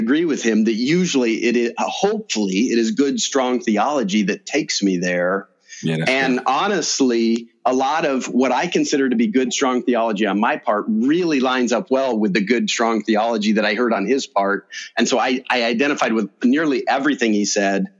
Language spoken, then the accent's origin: English; Cambridge, Iowa, United States; I'm from here. I was born over in Cambridge, Iowa